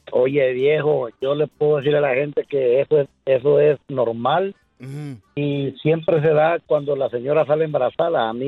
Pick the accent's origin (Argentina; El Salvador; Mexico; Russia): El Salvador; yo soy salvadoreño